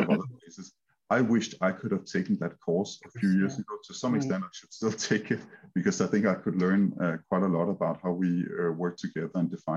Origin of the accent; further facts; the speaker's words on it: Denmark; accent: Danish; English is a second language; I'm Danish, as you can hear from my heavy accent